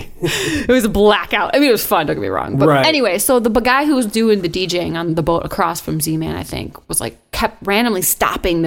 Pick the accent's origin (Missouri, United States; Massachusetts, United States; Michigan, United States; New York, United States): Michigan, United States; Detroit; also born or lived in Dearborn, Michigan / Clarkston, Michigan; I live on the kind of near the east side, grew up on the east side, other than when I moved from Clarkson.